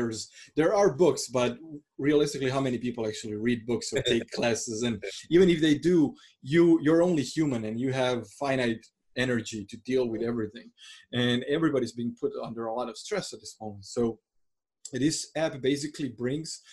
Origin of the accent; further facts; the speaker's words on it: Croatia; I come from Croatia that's like fairly poor country, and I grew up during the war